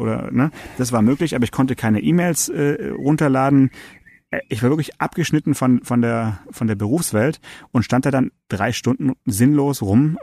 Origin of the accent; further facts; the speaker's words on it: Swabia, Germany; ich bin Schwabe